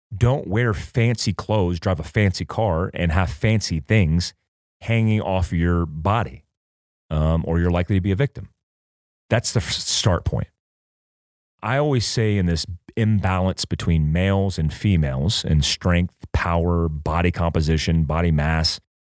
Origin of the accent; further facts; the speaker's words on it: North Carolina, United States; I grew up in North Carolina